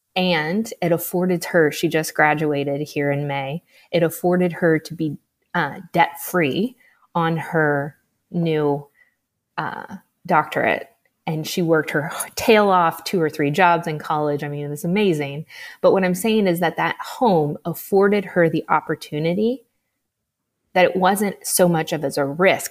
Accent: Midwest, United States; I'm from the Midwest, so I, I grew up thinking I had to have twenty percent down to buy a house

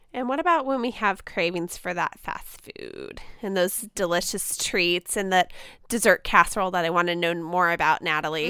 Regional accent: United States; as an American woman

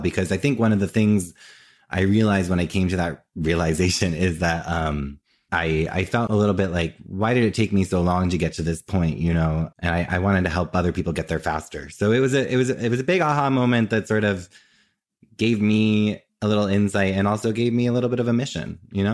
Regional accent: New Jersey, United States; moved away as an adult; now in New York, United States; I grew up in Jersey and I currently live in New York, and I've always lived in New York or New Jersey

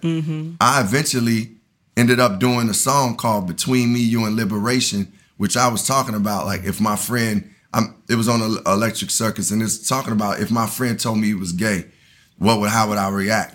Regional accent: Chicago, Illinois, United States; moved away as an adult; also born or lived in Tallahassee, Florida; I grew up on the South Side of Chicago.

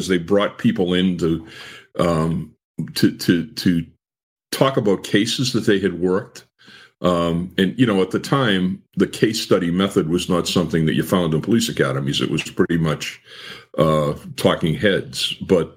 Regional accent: Lowell, Massachusetts, United States; I was interested in being a police officer in my hometown

